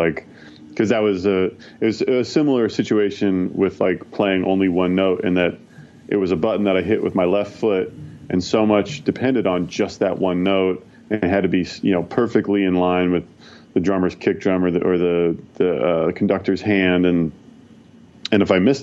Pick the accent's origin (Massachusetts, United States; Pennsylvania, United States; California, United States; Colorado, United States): California, United States; Bay Area; also born or lived in San Francisco; I'm from the Bay Area, slightly outside of SF, just a little suburb nearby, but I've been born and raised Bay Area, and I've lived in San Francisco for the last 13 years